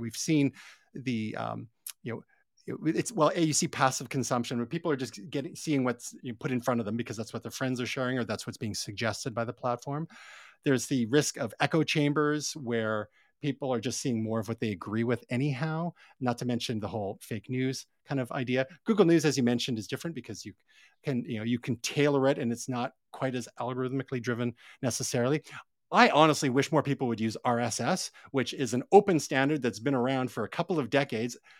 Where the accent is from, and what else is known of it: Canada